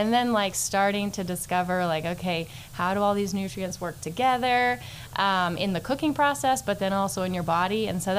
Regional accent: Canyon, Texas, United States; also born or lived in Houston, Texas; now in Amarillo, United States; I'm actually from here originally. So from Canyon, Texas, grew up here, moved off, went to A&M, then met my husband. Yes. Go Aggies. Met my husband. We moved to Houston. We lived there for a while and moved back to Amarillo for this job specifically.

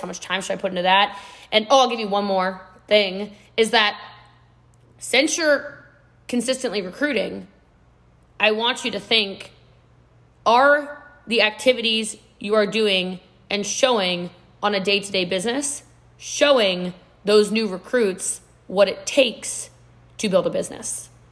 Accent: Texas, United States; I'm a Texan too

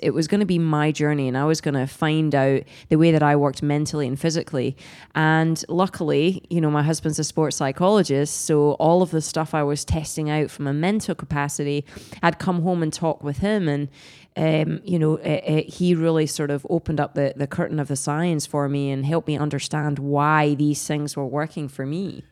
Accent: Scotland, United Kingdom; I'm Scottish

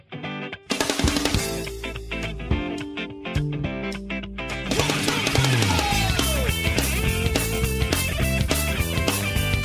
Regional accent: Toronto, Ontario, Canada; I'm from Toronto

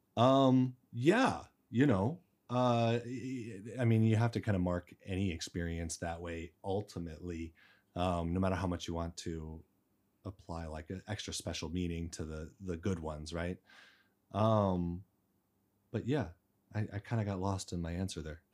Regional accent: Arizona, United States; moved away as an adult; now in China; I'm from the United States, Arizona, uh, raised there, and I've been in China for nine years.

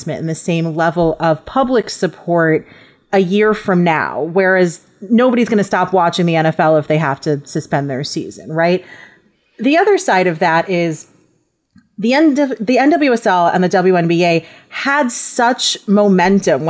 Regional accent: New York, United States; moved away; also born or lived in Los Angeles; I'm from New York. I was living in Los Angeles

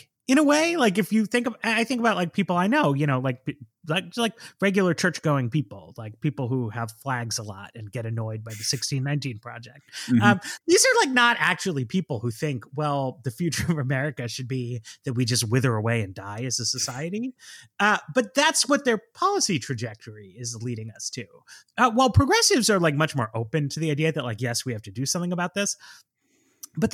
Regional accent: Manhattan, New York, United States; Like I grew up in Manhattan, so people can easily caricature me as like just like a big city person.

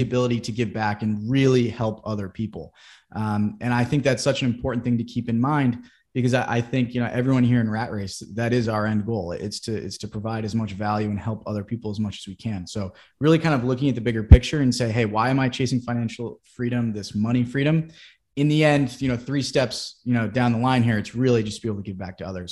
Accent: Wellesley, Massachusetts, United States; I'm originally from Boston, Massachusetts, or a little bit outside in Wellesley

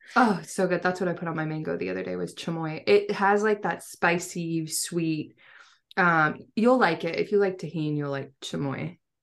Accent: Seattle, Washington, United States; I'm from Seattle area

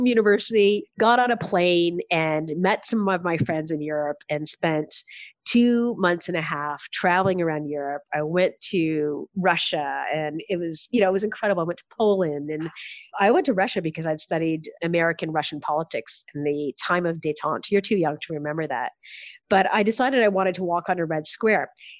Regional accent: Canada; But at the end of the day, it also unleashes this sense of gratefulness that my entire family has for being Canadian.

